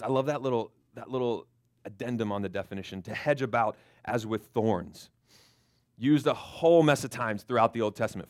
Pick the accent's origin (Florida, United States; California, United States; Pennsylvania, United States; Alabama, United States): Florida, United States; moved away; I grew up in Florida